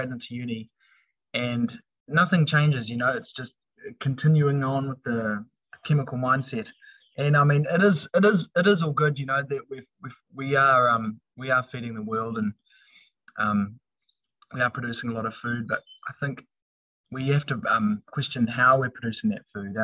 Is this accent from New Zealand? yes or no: yes; Wellington, New Zealand; moved away as an adult; my brother and I, we were raised down in Wellington on a small little lifestyle block in the hills just north of Wellington.